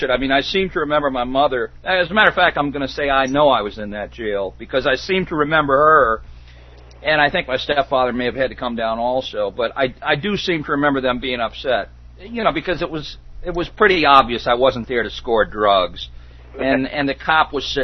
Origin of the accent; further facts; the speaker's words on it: Detroit, Michigan, United States; moved away; also born or lived in Catskill Mountains; I grew up in Detroit